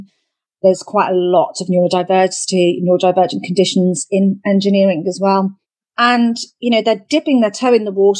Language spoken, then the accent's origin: English; United Kingdom; We're very traditional as British people